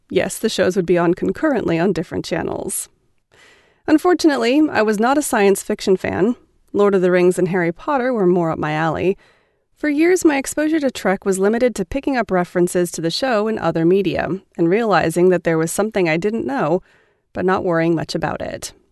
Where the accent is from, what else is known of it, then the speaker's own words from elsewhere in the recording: Russia; I guess I should start with a bit of personal background. I'm from Russia, where I grew up.